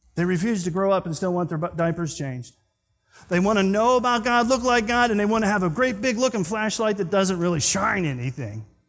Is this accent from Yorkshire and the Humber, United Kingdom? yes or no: no; Scotland, United Kingdom; I'm Scottish